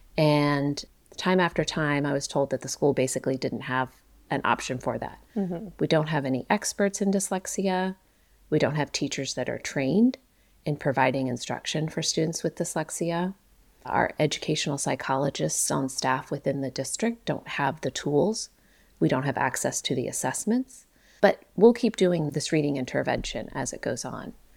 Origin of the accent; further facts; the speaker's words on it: Ohio, United States; I grew up in Ohio